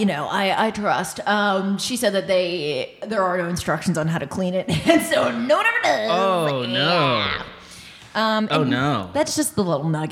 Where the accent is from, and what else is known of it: St. Joseph, Michigan, United States; born or raised there